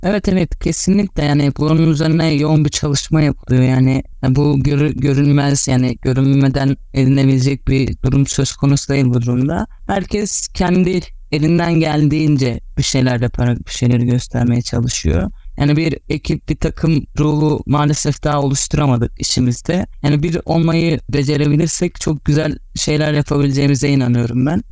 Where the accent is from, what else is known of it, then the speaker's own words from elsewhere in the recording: Karabük, Karabük Province, Turkey; also born or lived in İzmir; 25 Şubat 1996 Karabük doğumluyum